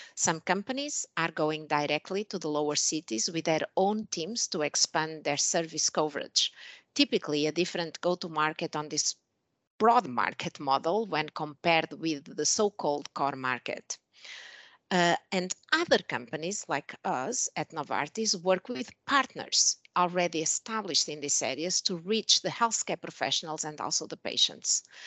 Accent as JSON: {"language": "English", "country": "Portugal", "also_born_or_lived": "Switzerland / Germany / Spain / United States", "moved": "as an adult", "lives_now": "Shanghai, China", "said": "I'm originally from Portugal"}